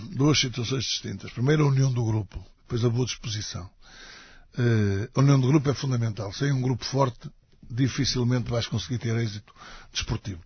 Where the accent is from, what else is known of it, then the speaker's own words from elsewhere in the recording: Matosinhos, Norte, Portugal; also born or lived in Portimão; é o clube da minha terra